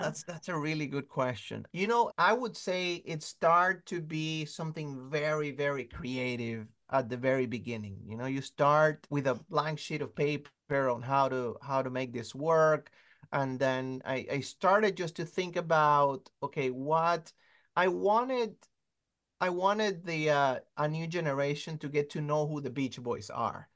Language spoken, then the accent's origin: English; Caracas, Capital District, Venezuela; I'm from Caracas, Venezuela